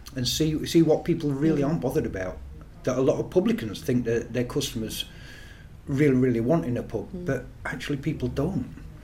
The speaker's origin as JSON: {"language": "English", "town": "Sheffield", "region": "Yorkshire and the Humber", "country": "United Kingdom", "tie": "born or raised there", "moved": "yes", "said": "my hometown of Sheffield."}